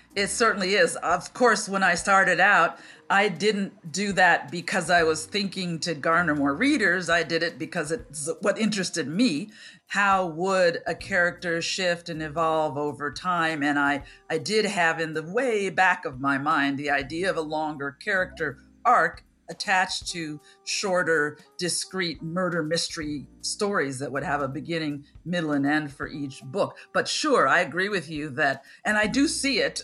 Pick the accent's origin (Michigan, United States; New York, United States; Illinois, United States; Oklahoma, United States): Illinois, United States; Chicago; I grew up in Center City, Chicago